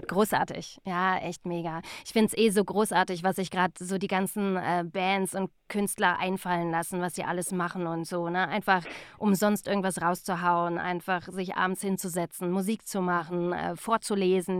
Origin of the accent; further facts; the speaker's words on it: Remscheid, North Rhine-Westphalia, Germany; moved away; also born or lived in Cologne; ich komme ja ursprünglich eigentlich aus Remscheid